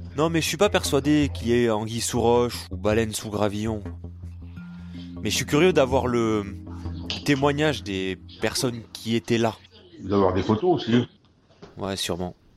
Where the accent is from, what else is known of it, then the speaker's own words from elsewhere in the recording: Béziers, Occitania, France; j'ai grandi avec cette histoire, je suis né à Béziers en 1991